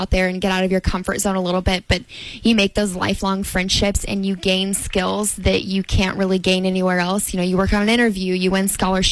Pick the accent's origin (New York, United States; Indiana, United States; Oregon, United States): Indiana, United States; Madison; having the opportunity to be Miss Madison Regatta and to represent my hometown